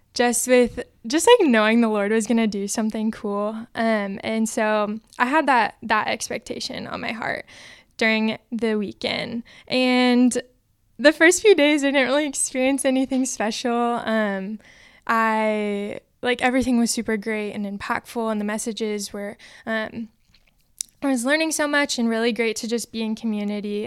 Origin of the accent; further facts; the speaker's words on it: Orange County, California, United States; moved away; I'm from Orange County, California